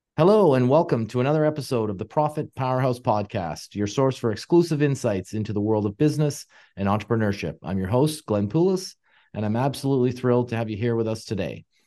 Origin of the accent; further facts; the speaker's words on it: Canada; being Canadian